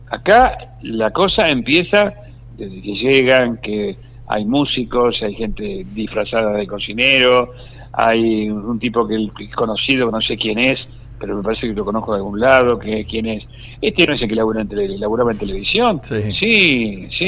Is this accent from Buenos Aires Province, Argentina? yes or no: yes; Pellegrini, Buenos Aires Province, Argentina; yo soy de Pellegrini, provincia de Buenos Aires